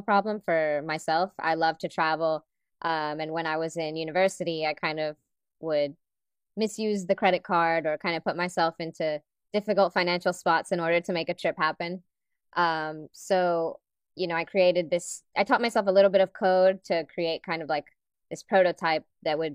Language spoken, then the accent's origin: English; Dominican Republic; I'm originally from the Dominican Republic.